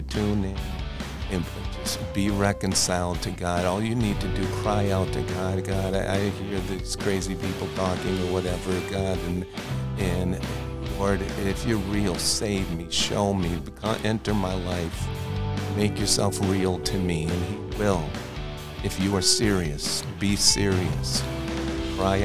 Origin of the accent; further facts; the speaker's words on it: Wisconsin, United States; I was born and raised in Wisconsin